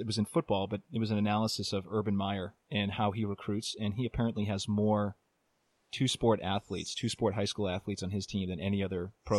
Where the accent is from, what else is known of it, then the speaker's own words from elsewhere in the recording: Arlington, Massachusetts, United States; he's from my hometown of Arlington.